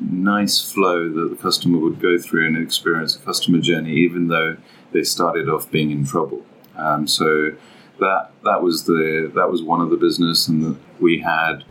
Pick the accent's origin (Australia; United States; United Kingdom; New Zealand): United Kingdom; London; Born and raised in London